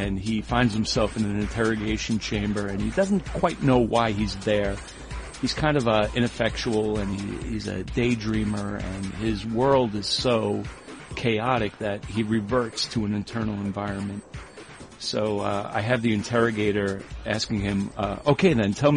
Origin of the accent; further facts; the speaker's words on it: New York, United States; growing up in New York